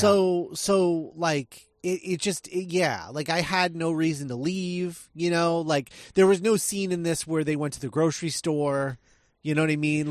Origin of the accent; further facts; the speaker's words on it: Midwest, United States; I was raised in the Midwest